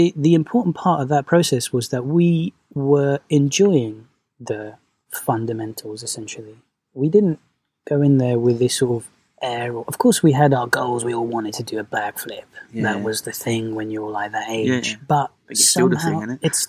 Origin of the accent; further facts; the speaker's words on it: London, United Kingdom; also born or lived in Venezuela; I was one year old. All right, so London. Been here the whole time. Yeah, yeah. I grew up here.